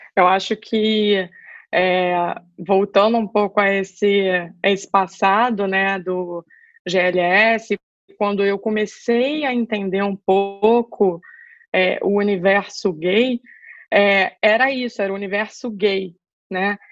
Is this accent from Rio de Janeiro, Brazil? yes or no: yes; Rio de Janeiro, Brazil; moved away as an adult; now in São Paulo, Brazil; eu sou carioca, estou é, morando em São Paulo faz um ano.